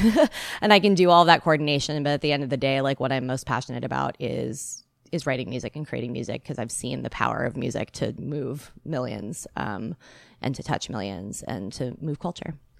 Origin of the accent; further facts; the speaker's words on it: Bay Area, California, United States; moved away as an adult; also born or lived in Seattle, Washington; now in Los Angeles, United States; I was born in the Bay Area, and I came to Seattle when I was eighteen years old